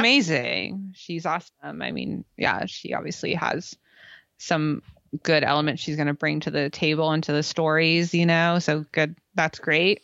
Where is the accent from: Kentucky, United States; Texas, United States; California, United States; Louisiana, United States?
California, United States; growing up in California